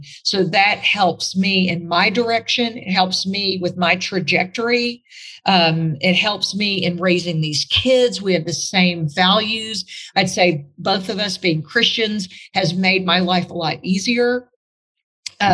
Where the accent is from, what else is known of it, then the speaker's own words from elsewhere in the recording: Newark, New Jersey, United States; moved away; also born or lived in Arkansas; remember I came from Newark, New Jersey to New Orleans to suck your toe, Arkansas, Durbot, Arkansas.